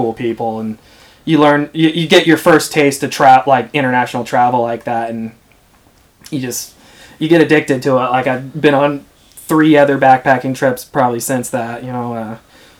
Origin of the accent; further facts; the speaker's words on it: United States; as an American